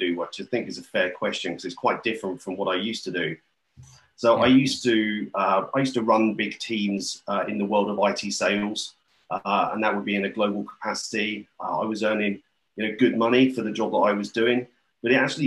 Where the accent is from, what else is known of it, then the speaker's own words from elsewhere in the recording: St Albans, East of England, United Kingdom; moved away as an adult; now in Anglesey, United Kingdom; I'm currently on Anglesey, but I'm from St. Albans, so sort of North London home counties.